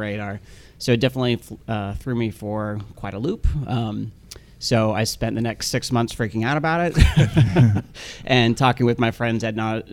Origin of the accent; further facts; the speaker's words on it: Salt Lake City, Utah, United States; moved away; I'm from Salt Lake City, Utah originally. My mm-hmm. parents are both still there